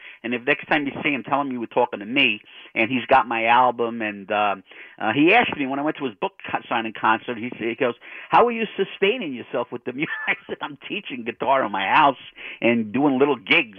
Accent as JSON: {"language": "English", "town": "Jersey City", "region": "New Jersey", "country": "United States", "said": "We're from Jersey City, Cowboys, Devils fans."}